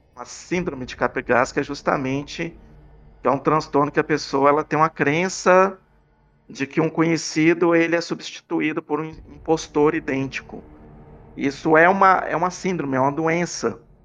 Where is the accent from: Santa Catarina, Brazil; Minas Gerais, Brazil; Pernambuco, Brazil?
Minas Gerais, Brazil; Belo Horizonte; Que eu sou de Belo Horizonte